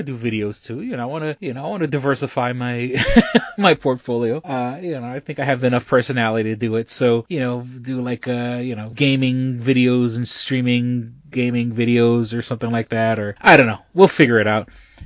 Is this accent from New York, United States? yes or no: yes; New York City, New York, United States; moved away as an adult; now in Rochester, United States; New York City is my hometown, that's where I was born and raised